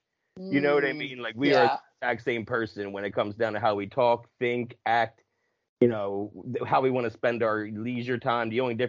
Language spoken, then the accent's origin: English; New Jersey, United States; now in Bloomsburg, United States; I'm from South Jersey, right outside of Philly.